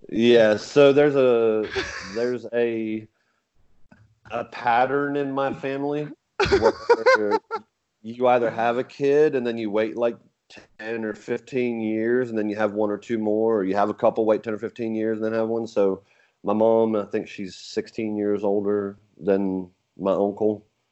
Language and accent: English; England, United Kingdom; now in United States; I talk about being English and moving over here from England